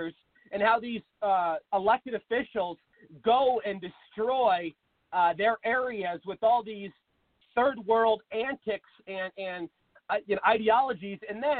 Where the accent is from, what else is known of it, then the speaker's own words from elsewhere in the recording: Seattle, Washington, United States; moved away as an adult; now in Phoenix, United States; I moved to Phoenix about 8 years ago, but I'm originally from Seattle, Washington